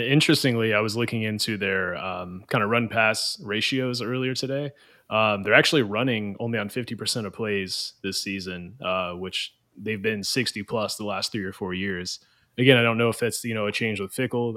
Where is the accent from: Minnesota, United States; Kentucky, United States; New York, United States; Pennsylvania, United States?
Kentucky, United States; Louisville; I'm actually from Louisville. I live there currently